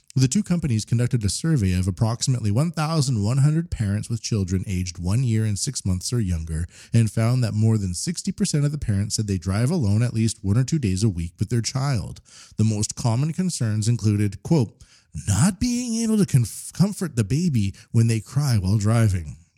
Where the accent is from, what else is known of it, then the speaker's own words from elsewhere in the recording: Canada; now in Japan; as a Canadian in Japan